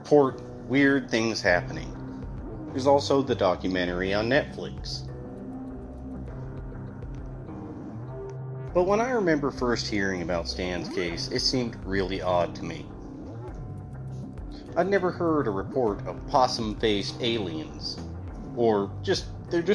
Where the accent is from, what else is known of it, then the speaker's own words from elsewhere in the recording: Grand Junction, Colorado, United States; I am from Grand Junction, Colorado